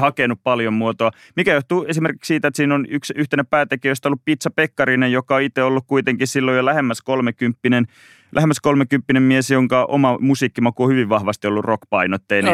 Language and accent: Finnish; Mikkeli, South Savo, Finland; now in Helsinki, Finland; mä oon Mikkelistä kotoisin